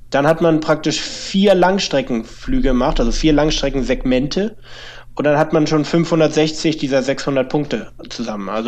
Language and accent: German; Hamburg, Germany; für mich als Hamburger die meisten Direktverbindungen